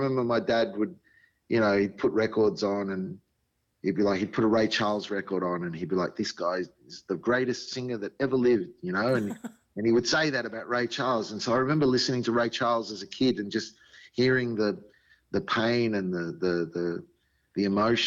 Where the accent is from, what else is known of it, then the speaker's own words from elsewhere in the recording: Sydney, New South Wales, Australia; I grew up in Sydney, so it was Western Sydney